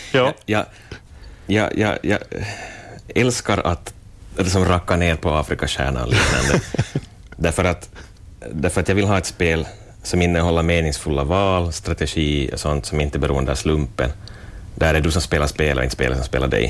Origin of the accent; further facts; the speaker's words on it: Vaasa, Ostrobothnia, Finland; jag är 37 år Vasabo